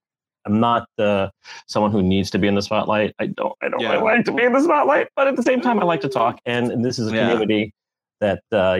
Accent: New York City, New York, United States; But I have an improv background, and I'm from New York City originally, and after college I was in New York

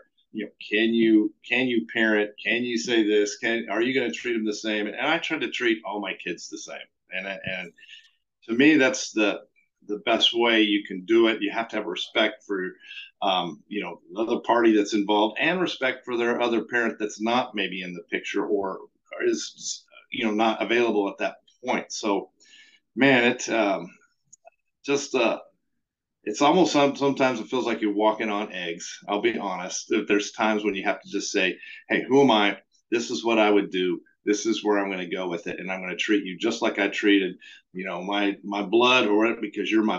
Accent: New Mexico, United States; moved away; I was from New Mexico

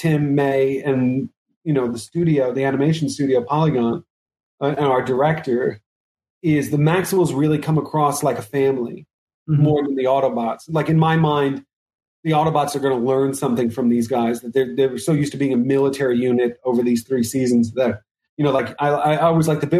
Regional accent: New York, United States; me as a New Yorker

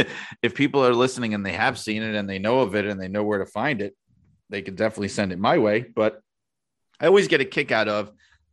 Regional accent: Indiana, United States; but growing up in Indiana, a huge fan of Dick the Bruiser and of WWA wrestling was Dave Letterman, right?

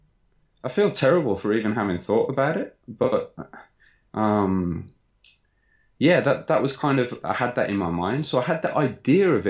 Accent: Birmingham, West Midlands, United Kingdom; moved away as an adult; now in Osaka, Japan; I was born in Birmingham, Sutton Coldfield, for those that are familiar with the area. And I came to Japan shortly after graduating university.

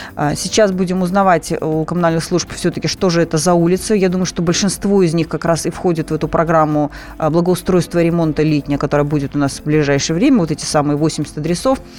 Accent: Moscow, Russia; мы все ходим, москвичи, по улицам

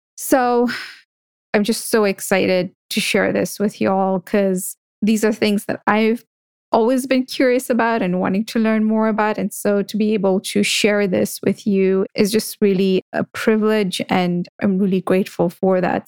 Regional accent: Kenya; as a Kenyan of Indian descent

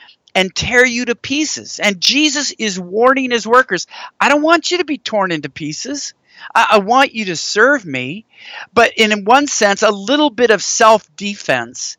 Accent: Washington, United States; moved away as an adult; now in Texas, United States; I grew up in Washington State

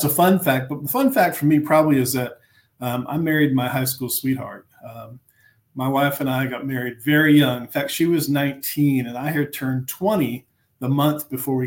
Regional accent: Fort Lauderdale, Florida, United States; moved away as an adult; now in Kentucky, United States; I grew up in Fort Lauderdale, Florida.

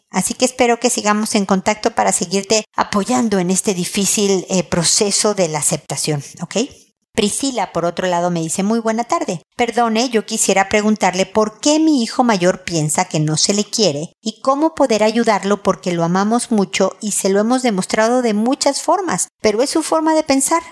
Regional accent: Mexico; moved away as an adult; also born or lived in United States; now in Chile; Ya no vivo en Estados Unidos, ahora vivo en Chile y soy mexicana

